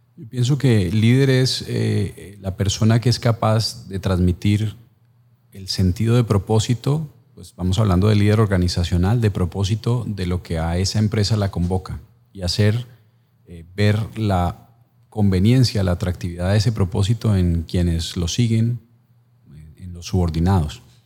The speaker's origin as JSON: {"language": "Spanish", "country": "Colombia", "said": "como colombiano"}